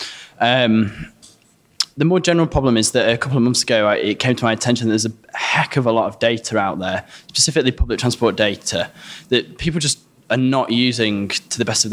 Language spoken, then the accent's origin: English; Stocksbridge, Yorkshire and the Humber, United Kingdom; my hometown of Stocksbridge